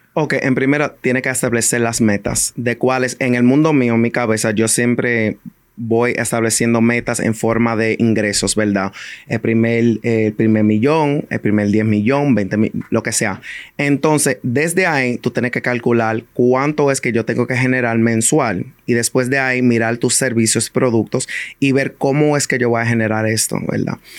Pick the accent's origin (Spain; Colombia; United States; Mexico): United States; New York City, New York; yo crecí, a mí me criaron en el Bronx